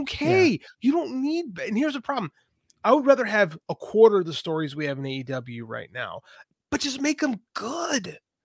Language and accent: English; Chicago, Illinois, United States; I'm from Chicago